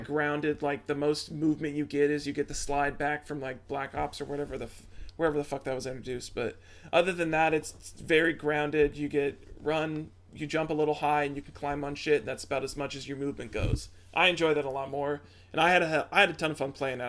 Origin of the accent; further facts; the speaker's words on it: Midwest, United States; we're from the Midwest. Midwest is all Pepsi all day